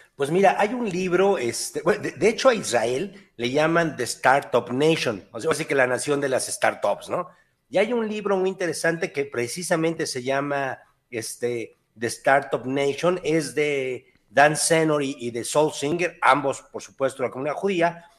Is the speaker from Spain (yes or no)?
no; Mexico; nosotros mexicanos